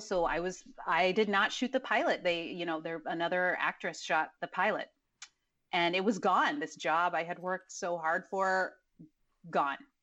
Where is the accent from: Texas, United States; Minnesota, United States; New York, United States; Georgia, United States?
Texas, United States; Dallas; born or raised there; also born or lived in College Station, Texas / Mexico